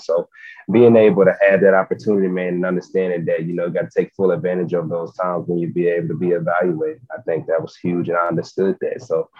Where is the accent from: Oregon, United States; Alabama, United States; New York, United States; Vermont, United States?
Alabama, United States; Gadsden; He's from actually from Birmingham. I'm from Gadsden. So me and him have a pretty good relationship. We're about 30 minutes away.